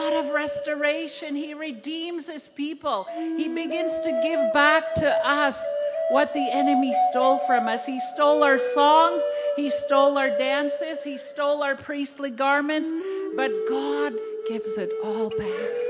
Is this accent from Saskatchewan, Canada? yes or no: yes; Saskatchewan, Canada; first language Cree; English is a second language; now in Seattle, United States; I live in Seattle, Washington, but I'm from Saskatchewan, Canada. I'm Cree, and I'm full-blood Cree, and I speak my language